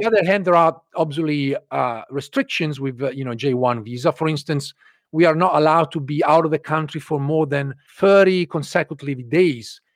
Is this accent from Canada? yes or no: no; Italy; English is a second language; moved away as an adult; also born or lived in London / Ireland; now in United States; I grew up in Italy, where we have universal healthcare